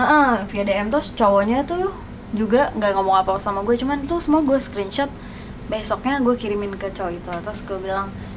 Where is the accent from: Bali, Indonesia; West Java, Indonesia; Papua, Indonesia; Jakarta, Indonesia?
Jakarta, Indonesia; gue dari Jakarta